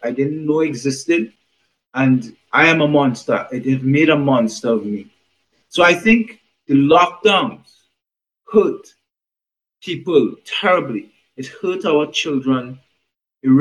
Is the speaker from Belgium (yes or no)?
no; Trinidad & Tobago; I was born in the Caribbean, in Trinidad to be specifically.